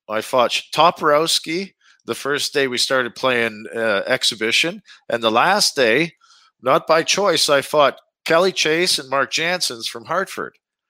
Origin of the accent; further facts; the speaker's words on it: Frontier, Saskatchewan, Canada; also born or lived in Shaunavon; I grew up in, I was born in Shaunavon, which was the big city, because that's where the hospital was. You could be born there. Whereas the town I grew up in, Frontier, there was 200 people, and there wasn't a hospital.